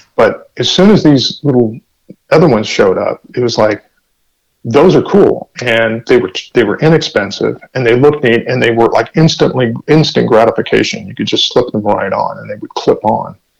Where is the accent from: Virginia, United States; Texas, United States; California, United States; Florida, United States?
California, United States; La Mesa; I grew up in La Mesa